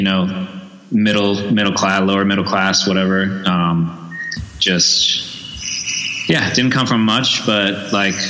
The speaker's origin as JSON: {"language": "English", "town": "San Diego", "region": "California", "country": "United States", "tie": "born or raised there", "said": "born and raised in San Diego"}